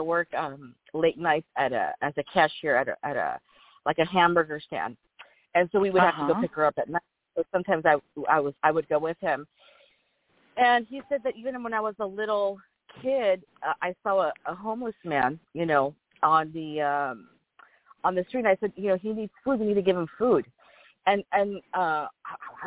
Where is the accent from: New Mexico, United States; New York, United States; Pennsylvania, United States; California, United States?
California, United States; Los Angeles; also born or lived in Whittier, California; I was born here in LA and raised here